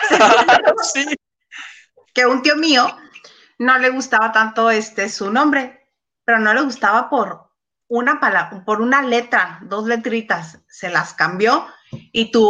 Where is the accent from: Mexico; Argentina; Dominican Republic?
Mexico; Tlaxcala; mi acta está escrita a mano, soy de Trascala. Sí existe.